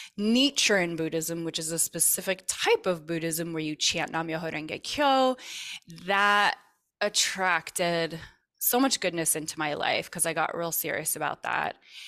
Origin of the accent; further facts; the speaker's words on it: Vermont, United States; So I grew up actually in Vermont and learned Reiki as one of the things that I was interested in because my mom was a Reiki master.